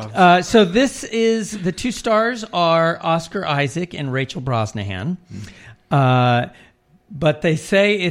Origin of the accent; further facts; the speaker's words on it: New York, United States; as a New Yorker